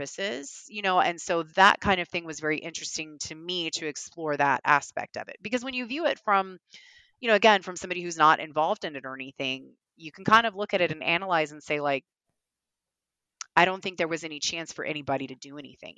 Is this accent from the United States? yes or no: yes; the South, United States; I'm a Southerner